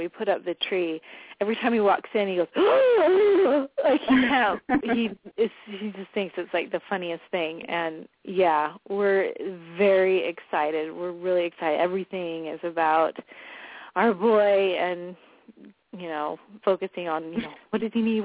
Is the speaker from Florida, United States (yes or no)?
yes; Miami, Florida, United States; moved away as an adult; also born or lived in Utah; that's where I was born and that's where I grew up